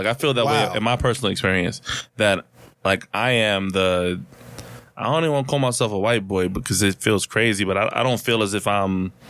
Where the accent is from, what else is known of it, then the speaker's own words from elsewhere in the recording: New York City, New York, United States; I am from South Jamaica, Queens. I live two blocks from 50 Cent.